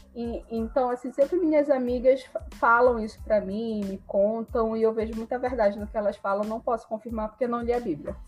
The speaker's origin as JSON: {"language": "Portuguese", "town": "Belém", "region": "Pará", "country": "Brazil", "tie": "born or raised there", "also_born_or_lived": "Rio de Janeiro", "moved": "yes", "said": "eu me mudei, saí de casa, saí de Belém, fui morar no Rio"}